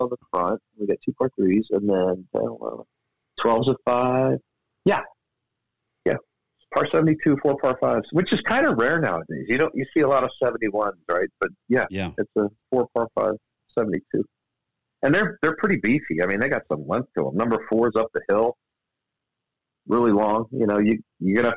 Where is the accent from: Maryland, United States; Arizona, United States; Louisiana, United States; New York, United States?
Maryland, United States; Baltimore; Not only is it in my home state, it's in my home city where I was born, Baltimore. That makes me a Baltimorean